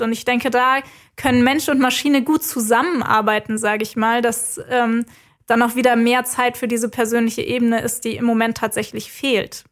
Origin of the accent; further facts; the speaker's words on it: Germany; bei uns in Deutschland